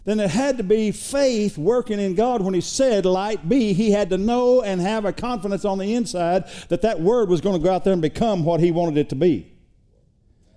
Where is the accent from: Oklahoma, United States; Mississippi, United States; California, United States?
Oklahoma, United States; now in Texas, United States; we're from Oklahoma